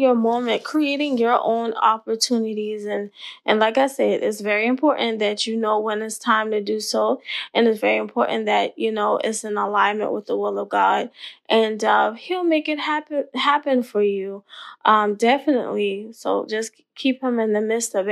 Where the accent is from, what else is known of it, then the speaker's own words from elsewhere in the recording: Ravenel, South Carolina, United States; also born or lived in Hollywood, South Carolina; I'm a little Southern girl from the country. My hometown is Ravenel in Hollywood.